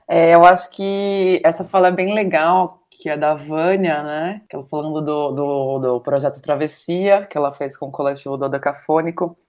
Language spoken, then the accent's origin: Portuguese; Caieiras, São Paulo, Brazil; moved away as an adult; also born or lived in Bela Vista, São Paulo; now in São Paulo, Brazil; eu sou de Caieiras, fui criada lá.